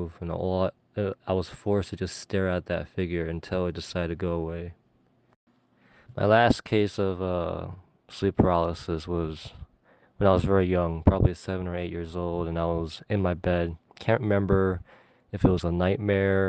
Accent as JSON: {"language": "English", "region": "California", "country": "United States", "said": "I'm from California"}